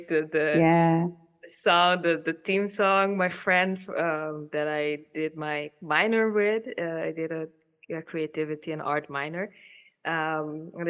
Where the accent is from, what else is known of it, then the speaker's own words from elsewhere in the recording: Caribbean Netherlands; now in Netherlands; I'm from the Caribbean and I've been here for 13 years now